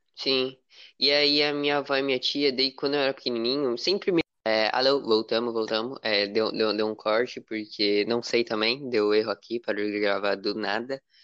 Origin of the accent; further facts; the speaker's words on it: São Paulo, Brazil; eu sou do estado de São Paulo